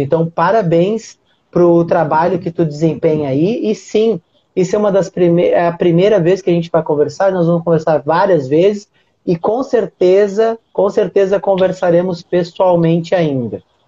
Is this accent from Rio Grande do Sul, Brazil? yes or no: yes; Uruguaiana, Rio Grande do Sul, Brazil; eu sou do Rio Grande do Sul, eu sou do interior, sou de Uruguaiana, minha cidade é bem pequenininha